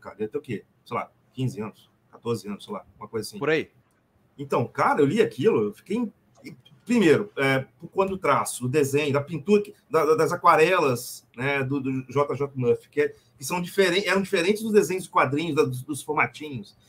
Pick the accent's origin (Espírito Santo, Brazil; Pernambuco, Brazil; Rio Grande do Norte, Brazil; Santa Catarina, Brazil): Espírito Santo, Brazil; Vitória; Eu sou do Espírito Santo, sou de Vitória. Sou capixaba.